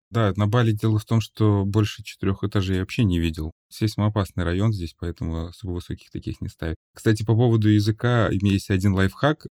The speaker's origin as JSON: {"language": "Russian", "country": "Russia", "moved": "as an adult", "lives_now": "Bali, Indonesia", "said": "я из России"}